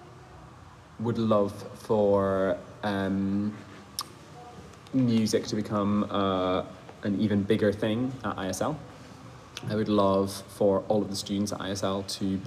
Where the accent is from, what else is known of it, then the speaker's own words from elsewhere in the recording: Scotland, United Kingdom; also born or lived in Germany; now in Switzerland; So I grew up in Scotland. Most of my childhood was in Scotland